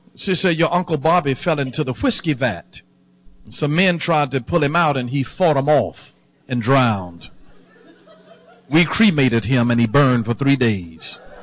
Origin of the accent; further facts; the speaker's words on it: the South, United States; I'm born and raised in the South